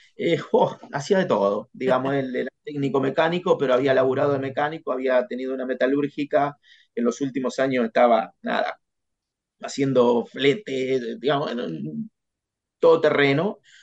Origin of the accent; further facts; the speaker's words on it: Casbas, Buenos Aires Province, Argentina; moved away as an adult; also born or lived in La Plata; yo nací en, en Casbas, que es en, el partido de Guaminí